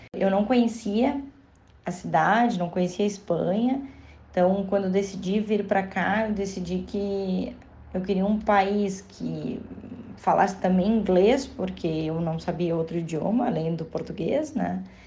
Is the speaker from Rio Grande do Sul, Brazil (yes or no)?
yes; Rio Grande do Sul, Brazil; now in Barcelona, Spain; quando a gente diz que a gente é gaúcho